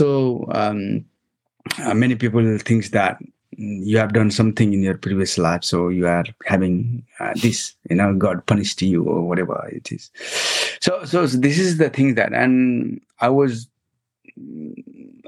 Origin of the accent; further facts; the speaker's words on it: Nepal; moved away as an adult; I grew up in Nepal